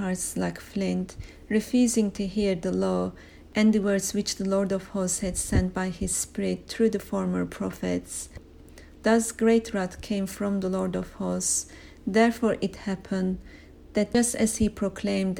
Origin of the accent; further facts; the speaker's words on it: Turkey; now in United Kingdom; an alien, foreigner, for I'm from Turkey originally